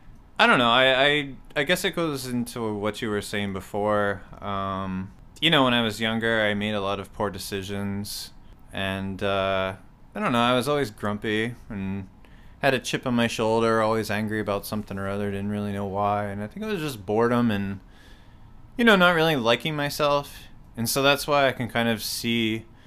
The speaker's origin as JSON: {"language": "English", "town": "Fairfax", "region": "Virginia", "country": "United States", "tie": "born or raised there", "also_born_or_lived": "Winchester, Virginia / Pennsylvania", "said": "I was born in Winchester, Virginia, and then lived in Fairfax and Winchester."}